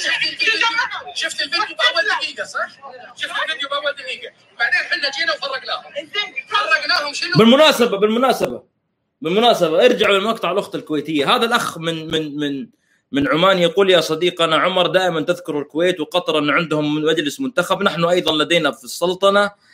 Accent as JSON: {"language": "Arabic", "country": "Saudi Arabia"}